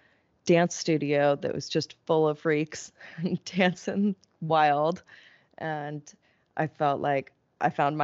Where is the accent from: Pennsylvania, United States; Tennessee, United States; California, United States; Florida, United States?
California, United States; Laguna Beach; I grew up in Laguna Beach